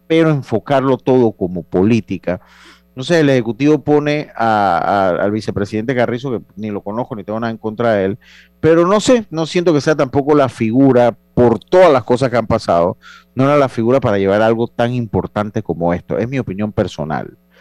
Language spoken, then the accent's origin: Spanish; Panama; nosotros como panameños